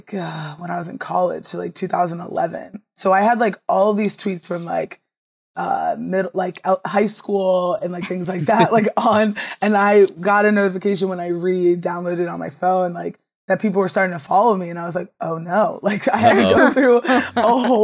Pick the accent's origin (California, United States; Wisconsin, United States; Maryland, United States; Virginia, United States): Maryland, United States; And I originally got into it just because I'm from the Eastern Shore of Maryland.